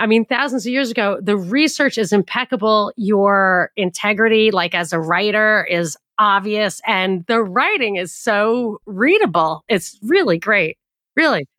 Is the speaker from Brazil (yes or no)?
no; New York, United States; I grew up in a very, like, the most Jewish county in America. It was my home county